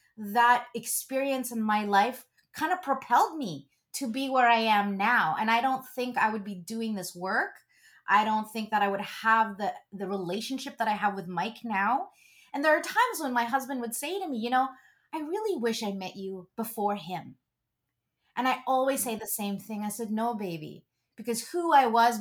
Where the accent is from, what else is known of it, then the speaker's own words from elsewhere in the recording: Philippines; being Catholic and being Filipino